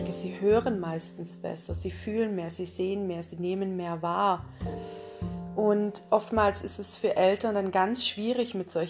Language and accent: German; Isny im Allgäu, Baden-Württemberg, Germany; ich komme aus Isny im Allgäu und begleite viele Frauen und auch Männer in ihre wahre Essenz.